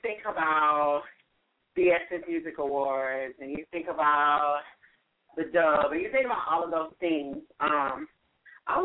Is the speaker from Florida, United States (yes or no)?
no; St. Louis, Missouri, United States; now in Miami, United States; in St. Louis, Missouri, which is my hometown.